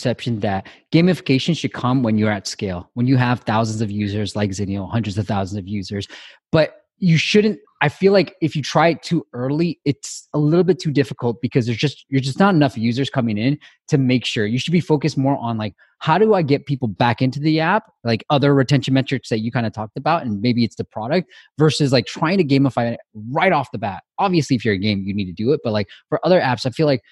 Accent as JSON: {"language": "English", "country": "Myanmar", "moved": "yes", "said": "I'm originally from Myanmar, Burma"}